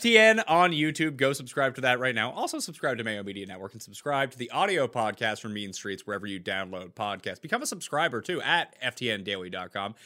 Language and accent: English; Canada; two Canadians